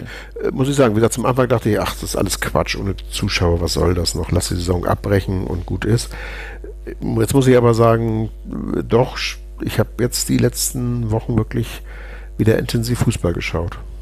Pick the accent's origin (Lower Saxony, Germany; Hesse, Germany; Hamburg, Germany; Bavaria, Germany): Hamburg, Germany; bei uns in Hamburg